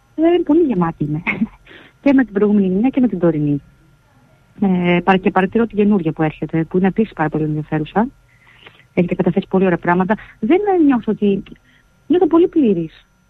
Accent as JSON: {"language": "Greek", "town": "Grevena", "region": "Western Macedonia", "country": "Greece", "tie": "born or raised there", "moved": "yes", "said": "εγώ μεγάλωσα στα Γραβενά"}